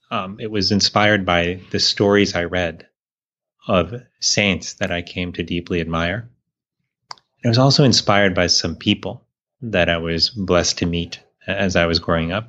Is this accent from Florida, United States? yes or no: yes; Miami, Florida, United States; I grew up in Miami, Florida